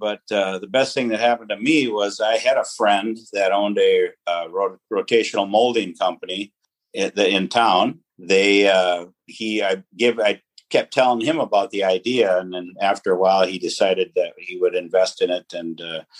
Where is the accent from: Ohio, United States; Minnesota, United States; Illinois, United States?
Minnesota, United States; Fergus Falls; I did. Yep.